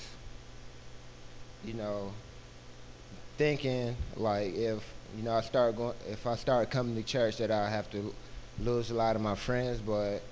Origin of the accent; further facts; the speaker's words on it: Albemarle, North Carolina, United States; also born or lived in Minnesota; So I grew up here in Albemarle, going to a Baptist church